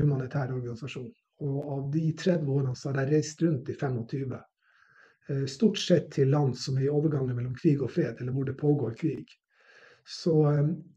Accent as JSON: {"language": "Norwegian", "town": "Narvik", "region": "Nordland", "country": "Norway", "tie": "born or raised there", "said": "jeg vokste opp i Narvik, som var plass under krigen"}